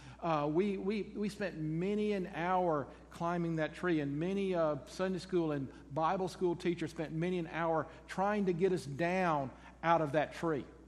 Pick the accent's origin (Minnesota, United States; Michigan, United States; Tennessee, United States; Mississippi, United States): Mississippi, United States; Jackson; moved away as an adult; I come from Jackson, born in the old Baptist hospital that is now torn down